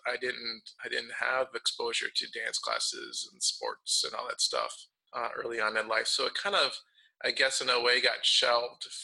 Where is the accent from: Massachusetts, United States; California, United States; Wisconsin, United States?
Wisconsin, United States; Milwaukee; I grew up in Milwaukee